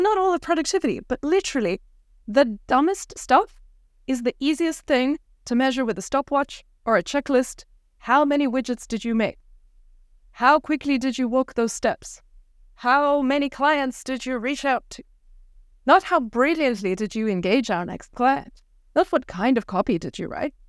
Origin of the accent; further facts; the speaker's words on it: South Africa; moved away; I grew up in South Africa